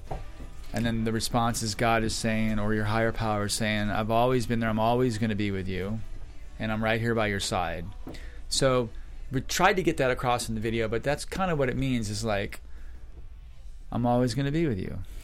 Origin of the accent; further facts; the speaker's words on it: Florida, United States; I grew up in Florida